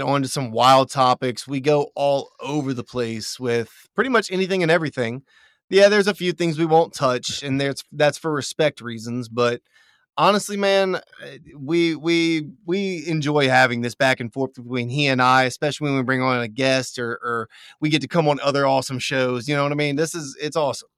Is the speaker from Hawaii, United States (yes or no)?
no; Louisiana, United States; I'm from Louisiana.